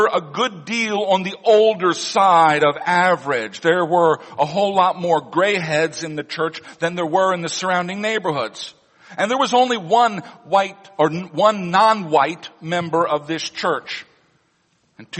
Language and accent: English; Missouri, United States; moved away; Missouri, my home state